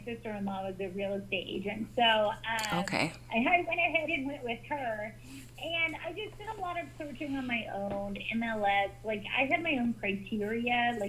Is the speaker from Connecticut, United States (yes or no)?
no; Chowchilla, California, United States; moved away as an adult; now in Phoenix, United States; I grew up in Chowchilla, California, a little farming community.